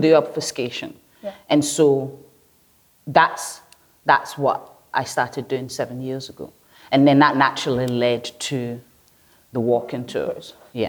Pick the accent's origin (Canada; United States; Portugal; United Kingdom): United Kingdom; Glasgow, Scotland; also born or lived in Lagos Island, Lagos, Nigeria; when I first moved here, and I grew up in the East End, not far away from here